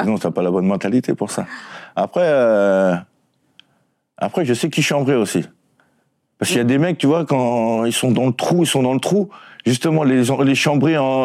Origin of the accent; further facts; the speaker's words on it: Créteil, Île-de-France, France; je venais on va dire de Créteil, quartier difficile